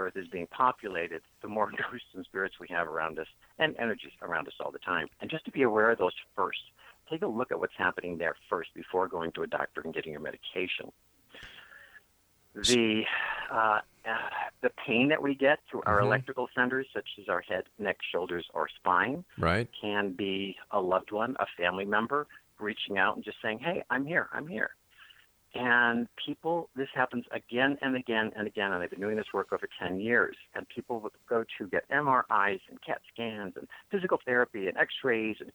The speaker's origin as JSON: {"language": "English", "town": "Buffalo", "region": "New York", "country": "United States", "tie": "born or raised there", "moved": "yes", "said": "Growing up in Buffalo"}